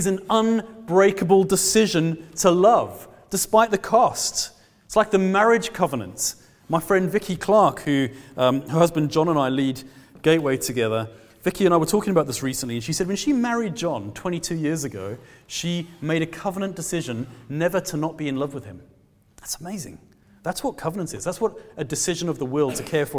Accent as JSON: {"language": "English", "country": "South Africa", "moved": "yes", "lives_now": "Glasgow, United Kingdom", "said": "I'm a South African man"}